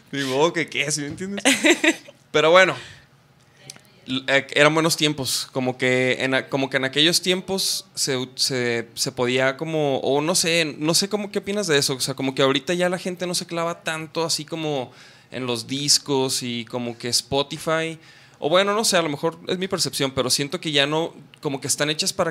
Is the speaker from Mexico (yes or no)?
yes; Chihuahua, Mexico; yo soy de Chihuahua